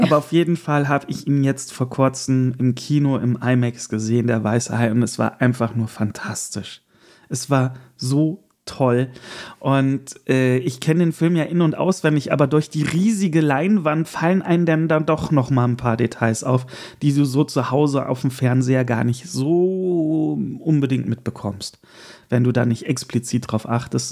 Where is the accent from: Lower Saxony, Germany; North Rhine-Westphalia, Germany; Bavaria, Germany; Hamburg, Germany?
North Rhine-Westphalia, Germany; Erkelenz; moved away; In meiner Heimat war auch die Burgkirmes, das ist die äh, kleine, äh, es gibt ja immer zwei Kirmes äh, im Jahr in Erkelenz